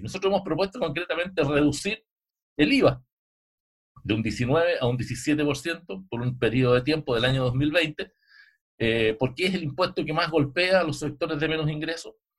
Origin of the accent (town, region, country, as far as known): Chile